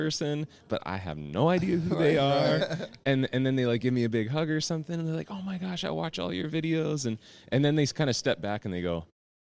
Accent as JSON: {"language": "English", "town": "York", "region": "Pennsylvania", "country": "United States", "tie": "born or raised there", "said": "So I actually grew up not far from here. I grew up in a town called York, Pennsylvania"}